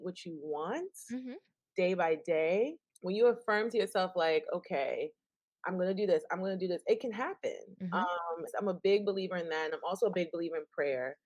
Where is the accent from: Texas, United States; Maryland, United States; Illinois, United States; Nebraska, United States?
Maryland, United States; Baltimore; I'm born and raised in Baltimore, Maryland